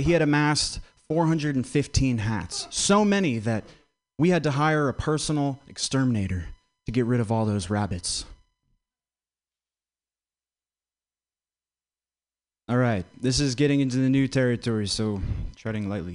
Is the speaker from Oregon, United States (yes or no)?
no; Vermont, United States; I grew up in Vermont